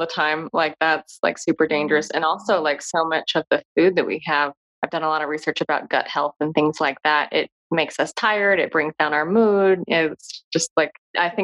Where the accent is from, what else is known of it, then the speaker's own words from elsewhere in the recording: United States; being an American